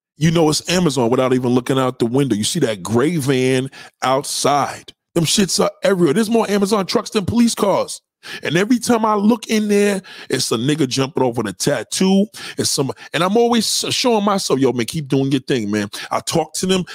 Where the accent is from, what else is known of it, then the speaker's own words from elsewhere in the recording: New York, United States; brother from New York.